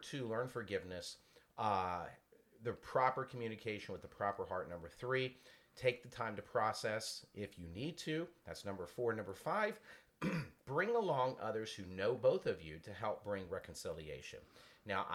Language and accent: English; Virginia, United States; I had to use the word ain't because I'm from the South, from Virginia